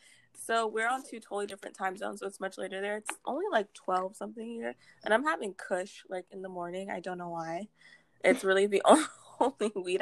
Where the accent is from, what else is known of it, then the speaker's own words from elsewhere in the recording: Houston, Texas, United States; also born or lived in Massachusetts; we went to Texas. So I am from Texas now.